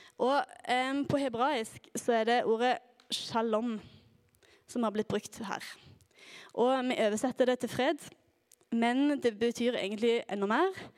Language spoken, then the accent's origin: Norwegian; Klepp, Rogaland, Norway; moved away as an adult; now in Oslo, Norway; Jeg kommer fra Klepp i Rogaland